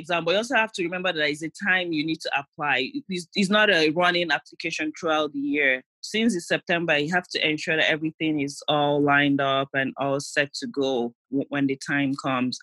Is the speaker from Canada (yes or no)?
no; Nigeria; moved away as an adult; now in United States; my friends that I came from Nigeria